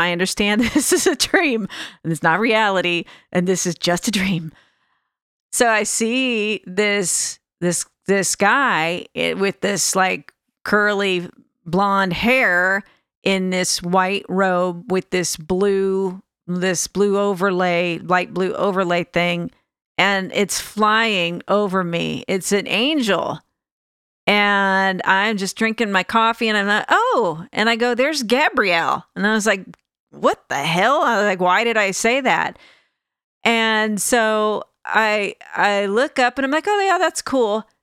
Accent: Sacramento, California, United States; also born or lived in Alameda, California; I'm actually from the Sacramento area, but I lived in Alameda, California last

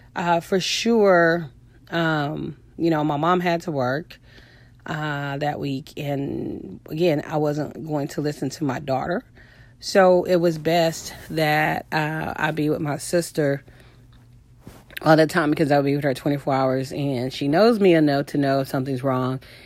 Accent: Houston, Texas, United States; I'm from Houston

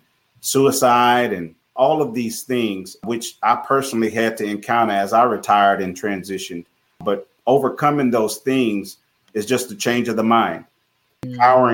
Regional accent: Tulsa, Oklahoma, United States; Growing up in Tulsa, Oklahoma, grew up in a household, close-knit family

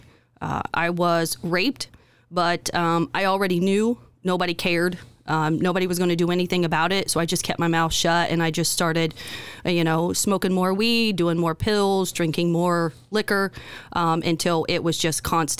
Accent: Indiana, United States; We grew up in Western Jay County, and my mother battled addiction and mental illness.

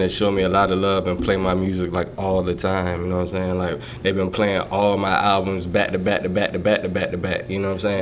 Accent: Portsmouth, Virginia, United States; moved away as an adult; now in London, United Kingdom; That's Portsmouth. That's why I was raised

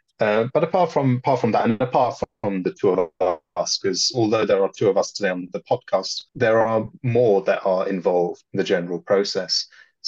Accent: Poland; growing up in Poland in a very, very different environment

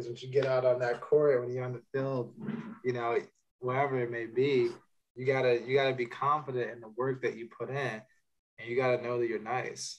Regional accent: outside of Chicago, Illinois, United States; now in New York City, United States; I grew up outside of Chicago, so like a small town about an hour outside of the city

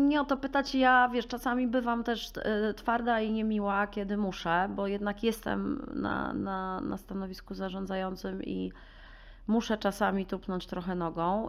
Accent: Warsaw, Masovian Voivodeship, Poland; Ja jestem urodzoną taką warszawianką z dziada Preda. Kocham Warszawę, kocham swoje miasto

